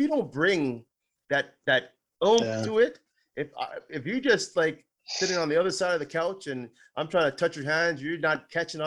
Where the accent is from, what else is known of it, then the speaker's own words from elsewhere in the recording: Ontario, Canada; moved away; I'm originally from Ontario